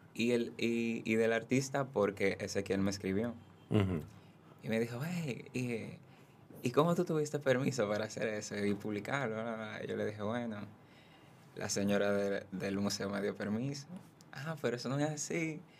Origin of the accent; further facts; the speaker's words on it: Haina, San Cristóbal, Dominican Republic; Soy de Jaina. Empecé, soy bailarín y fotógrafo. Empecé a bailar a los 15 años en la Casa de la Cultura de Jaina